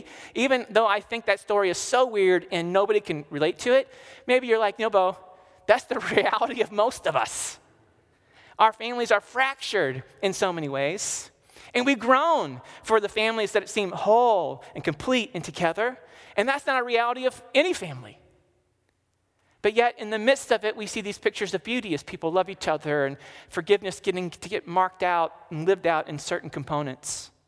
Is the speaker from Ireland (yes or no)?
yes; Ireland; I'm Irish